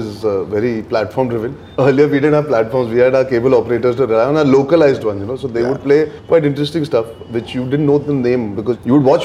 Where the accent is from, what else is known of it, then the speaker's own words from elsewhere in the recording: Mumbai, Maharashtra, India; also born or lived in Lokhandwala; I grew up in Chembur and then I moved to Lokhandwala